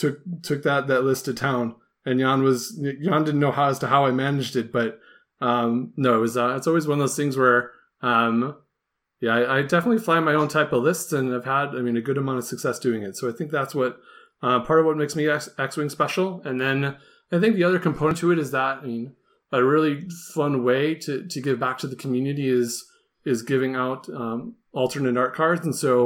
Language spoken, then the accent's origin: English; United States; I'm from the United States.